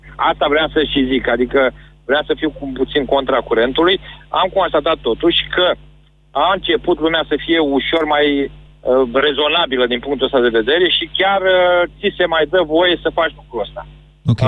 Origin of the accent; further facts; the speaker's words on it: Galați, Galați County, Romania; sunt din Galați